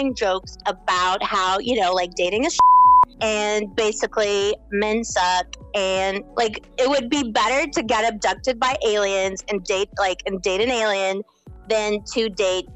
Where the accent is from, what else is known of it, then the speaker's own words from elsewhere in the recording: Poland; now in London, United Kingdom; I'm speaking to you from London, but I'm originally from Poland